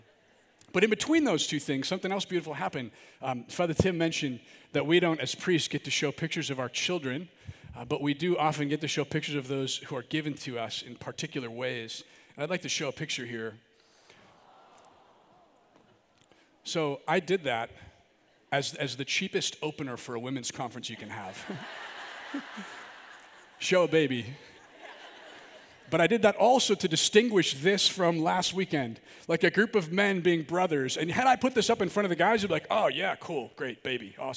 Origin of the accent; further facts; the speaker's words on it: Milwaukee, Wisconsin, United States; I'm from the Archdiocese of Milwaukee